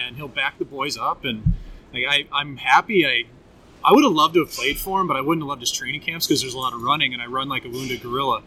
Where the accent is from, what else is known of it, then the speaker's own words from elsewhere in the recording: St. Louis, Missouri, United States; the one start that I ever had in St. Louis playing against my hometown team